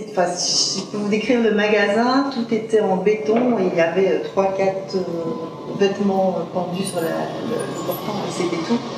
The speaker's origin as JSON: {"language": "French", "town": "Liège", "region": "Wallonia", "country": "Belgium", "tie": "born or raised there", "moved": "as an adult", "lives_now": "Brussels, Belgium", "said": "euh, je suis née à Liège, de parents euh, limbourgeois, donc euh, néerlandophone. Euh, j'ai fait études à Liège et puis je suis arrivée sur Bruxelles en 87."}